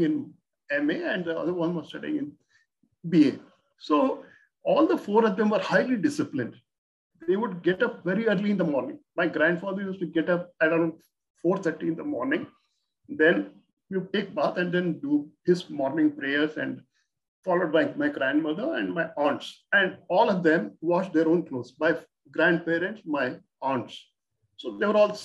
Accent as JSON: {"language": "English", "town": "Bangalore", "region": "Karnataka", "country": "India", "tie": "born or raised there", "said": "I came from Bangalore studying in a very good school"}